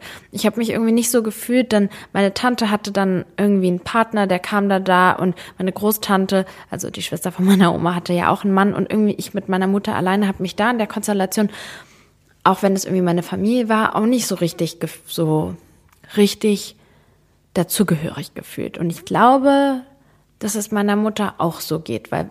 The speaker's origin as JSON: {"language": "German", "country": "Germany", "tie": "born or raised there", "said": "ich bin Serbin, aber ich habe damit gar nichts zu tun, so ich bin halt in Deutschland groß geworden."}